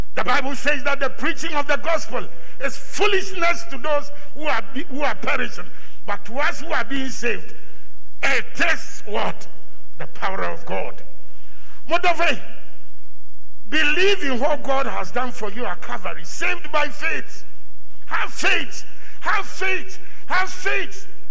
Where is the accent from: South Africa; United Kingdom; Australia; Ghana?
Ghana; Where are you from? I said, Ghana.